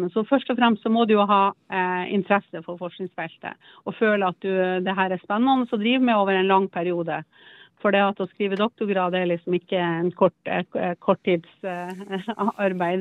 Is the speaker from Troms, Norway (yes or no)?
yes; Troms, Norway; moved away as an adult; also born or lived in Alta / Oslo; jeg kom opp fra Nord-Troms